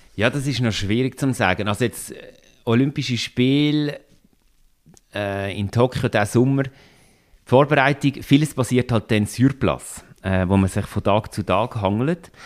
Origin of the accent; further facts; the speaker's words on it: Solothurn, Switzerland; Ich bin ursprünglich aus dem Kanton Solothurn, darum ist das äh, so ein bisschen wie meine Heimat